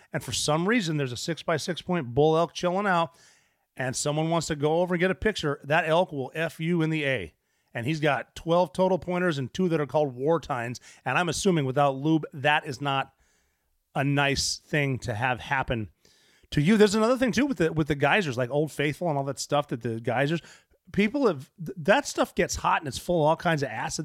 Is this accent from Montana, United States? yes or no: yes; Montana, United States; moved away; I grew up in Montana